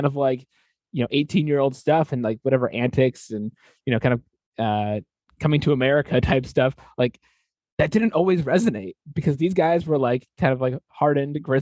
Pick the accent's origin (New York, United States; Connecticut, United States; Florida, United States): Connecticut, United States; moved away; I grew up in Connecticut, like, big college basketball state